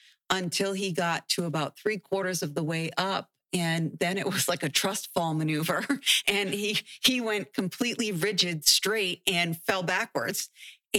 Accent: Webster, Massachusetts, United States; moved away as an adult; now in Pine Island, Florida, United States; I was born and raised in Webster, Massachusetts

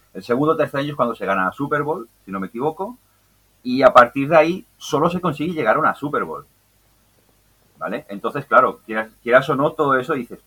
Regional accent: L'Hospitalet de Llobregat, Catalonia, Spain; yo soy de, Hospitalet de Belviche, Belviche República Independiente

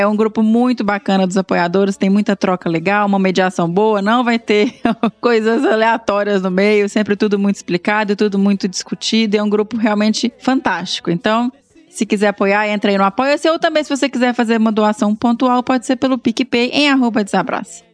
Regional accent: Minas Gerais, Brazil; eu sou mineiro

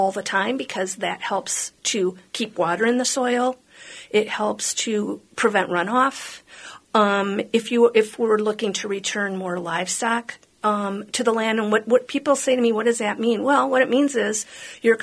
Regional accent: Hopkins, Minnesota, United States; I grew up in Hopkins.

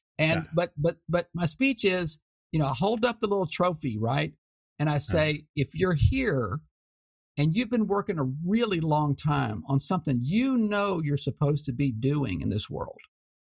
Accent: Houston, Texas, United States; My hometown, Houston Post

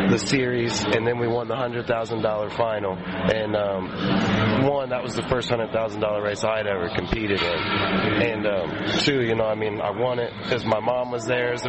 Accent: Ohio, United States; also born or lived in Sacramento; I'm actually from Ohio

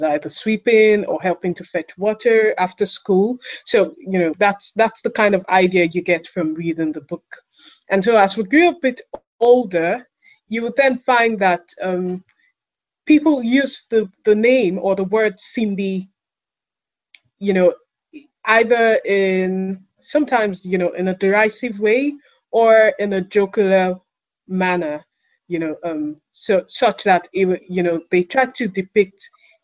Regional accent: Nigeria; growing up in Nigeria, sometime in the 80s

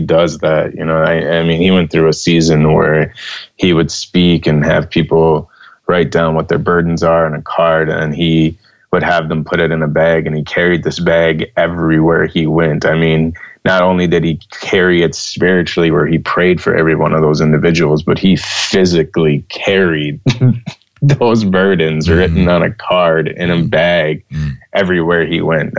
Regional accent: United States; my home country of the United States

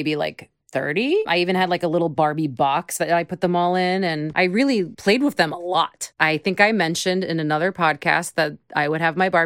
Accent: Long Island, New York, United States; I'm from Long Island

